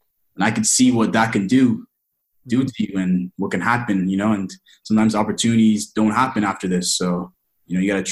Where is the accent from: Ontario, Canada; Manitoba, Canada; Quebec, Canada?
Ontario, Canada; Toronto; my hometown